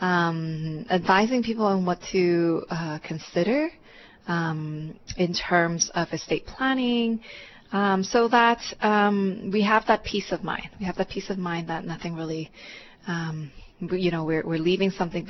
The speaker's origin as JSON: {"language": "English", "town": "Vancouver", "region": "British Columbia", "country": "Canada", "tie": "born or raised there", "also_born_or_lived": "Hong Kong", "moved": "as an adult", "lives_now": "Hawaii, United States", "said": "I was actually born in Hong Kong, and my family and I immigrated to Canada when I was about 10. And then I actually went to UBC. I grew up mainly in Vancouver"}